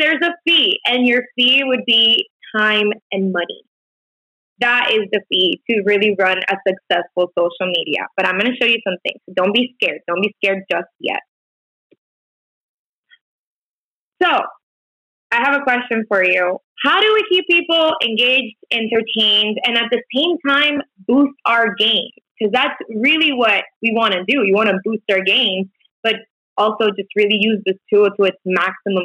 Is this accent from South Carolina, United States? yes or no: no; Miami, Florida, United States; moved away as an adult; now in Chicago, United States; I just moved in here recently because I'm originally from Miami, Florida